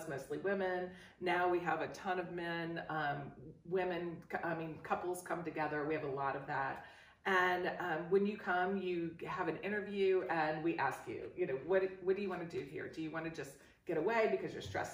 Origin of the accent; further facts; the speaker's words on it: New Orleans, Louisiana, United States; moved away; I'm from New Orleans, and New Orleans is all French, you know. And so I had the influence of growing up in a French area.